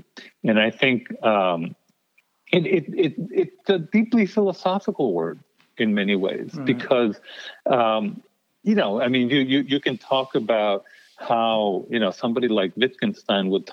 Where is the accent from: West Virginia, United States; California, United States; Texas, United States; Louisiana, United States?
Texas, United States; El Paso; moved away; also born or lived in New York City / Connecticut; this borderland existence, that, by the way, stays with you even once you leave El Paso